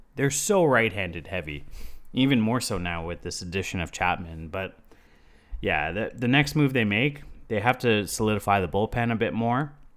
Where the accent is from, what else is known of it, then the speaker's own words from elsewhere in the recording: Toronto, Ontario, Canada; We're from Toronto